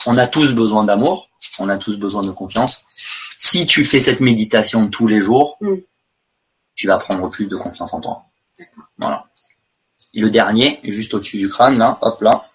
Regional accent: France; moved away; j'étais français à l'étranger

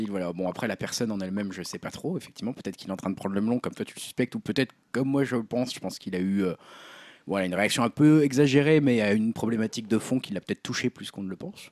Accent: France; nous, en tant que Français

